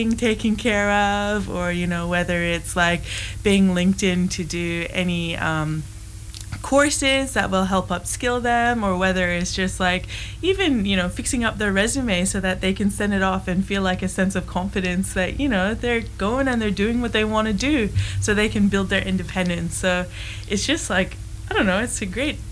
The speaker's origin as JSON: {"language": "English", "country": "Canada", "tie": "born or raised there", "moved": "as an adult", "lives_now": "Broome, Australia", "said": "I was raised in Canada, and my parents were they escaped from Iran"}